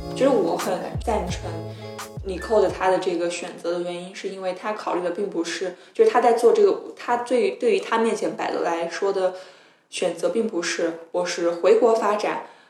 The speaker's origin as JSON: {"language": "Chinese", "country": "China", "moved": "as an adult", "lives_now": "Sweden", "said": "我是来自大陆的"}